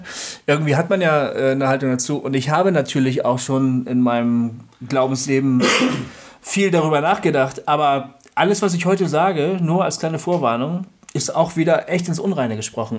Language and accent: German; Bremen, Germany; bei uns in Bremen, wo ich herkomme